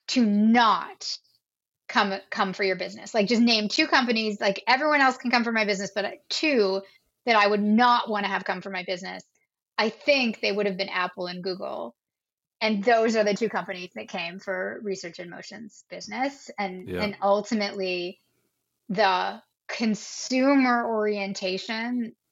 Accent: Canada; we're all Canadian

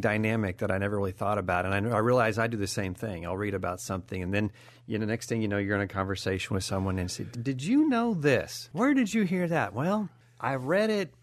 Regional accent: California, United States; growing up in California

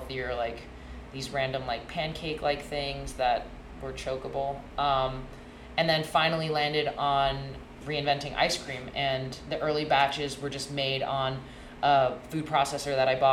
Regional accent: Hong Kong; moved away as an adult; also born or lived in Boston, Massachusetts, United States; now in United States; I was born and raised in Hong Kong

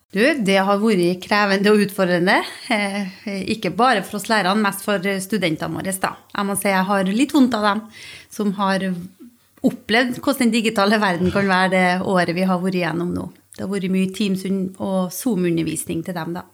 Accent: Stjørdal, Trøndelag, Norway; also born or lived in Bergen; now in Stord, Norway; Jeg er opprinnelig fra Stjørdal i Trøndelag og bor på Stord.

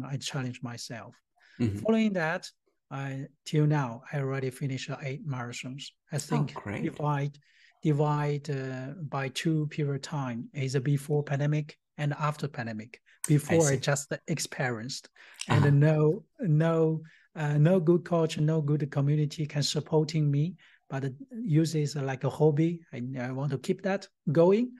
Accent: Tianjin, China; moved away as an adult; also born or lived in India / Singapore; now in Germany; I was born in Tianjin, China

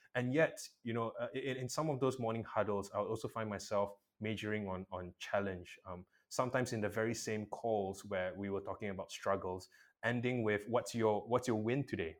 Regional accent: Malaysia; I'm a Malaysian

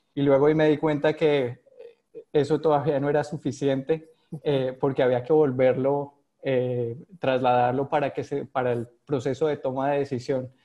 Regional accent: Colombia; accent: Colombian; moved away as an adult; now in Panama; yo nací en Colombia, como se ha notado ahí por mi, por mi acento

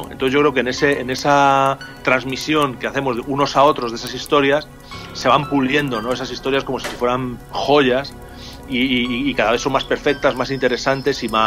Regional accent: Salamanca, Castile and León, Spain; yo soy de Salamanca

